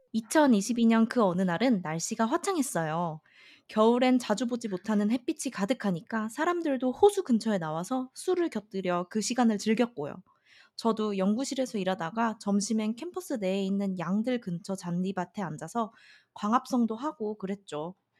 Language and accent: Korean; South Korea